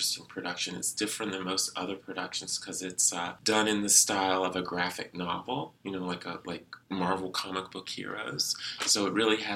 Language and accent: English; the South, United States; now in Duluth, United States; I'm from the South